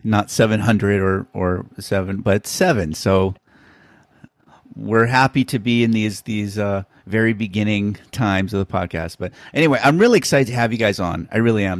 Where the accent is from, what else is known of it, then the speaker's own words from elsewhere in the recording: Honolulu, Hawaii, United States; I'm from I'm from Honolulu, Hawaii